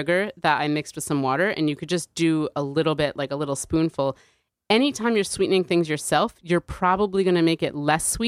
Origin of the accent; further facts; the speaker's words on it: New Haven, Connecticut, United States; growing up in New Haven, there were kids in my school